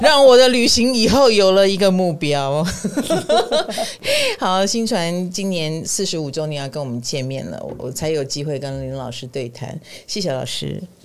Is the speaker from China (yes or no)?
no; Taiwan; 我们台湾人